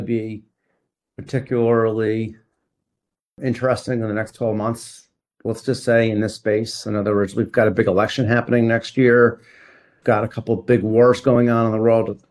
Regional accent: New York, United States; I'm a New Yorker

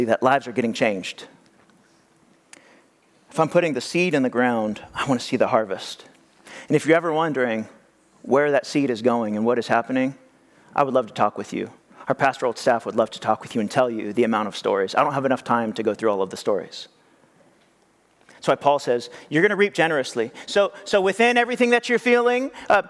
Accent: California, United States; also born or lived in Madera, California / Fresno, California; I grew up here in California, and I lived in many different places, and one of the places I lived was the Central Valley, Madera and Fresno area

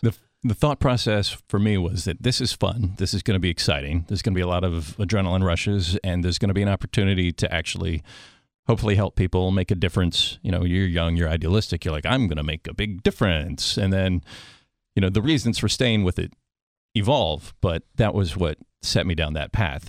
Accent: Washington, District of Columbia, United States; I grew up in the suburbs of Washington, D.C. So I was born in D.C. and grew up there

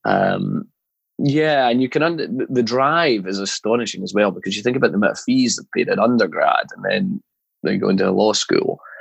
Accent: Scotland, United Kingdom; moved away as an adult; also born or lived in North Carolina, United States; now in London, United Kingdom; growing up in Scotland

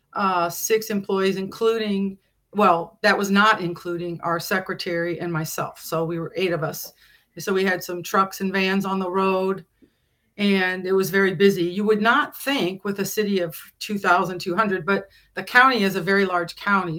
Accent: Illinois, United States; moved away as an adult; also born or lived in Hayward, Wisconsin; I was not from Hayward originally. I'm from Illinois

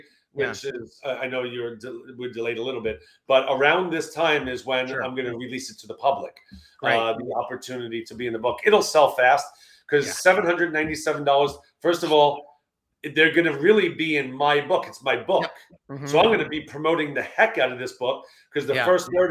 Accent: New York, United States; I'm from New York.

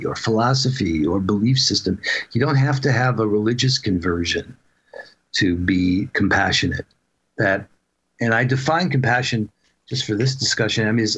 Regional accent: New York, United States; now in Seattle, United States; I grew up in New York, but I had moved out to Seattle

